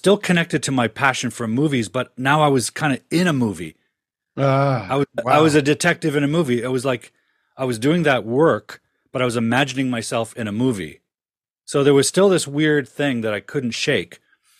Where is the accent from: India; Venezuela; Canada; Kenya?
Canada; Ontario; But, you know, growing up in Ontario in the 70s and 60s, there was no way a young kid could dream about being a filmmaker.